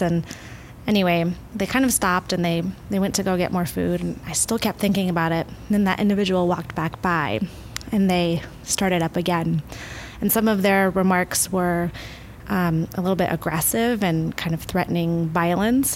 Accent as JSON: {"language": "English", "region": "Midwest", "country": "United States", "moved": "yes", "lives_now": "Oregon, United States", "said": "I'm from the Midwest"}